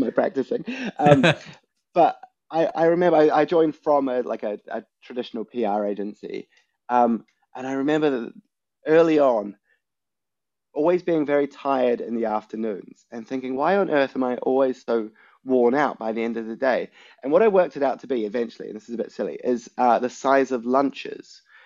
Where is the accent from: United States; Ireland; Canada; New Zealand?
New Zealand; moved away; growing up in New Zealand, where people are a little bit more blunt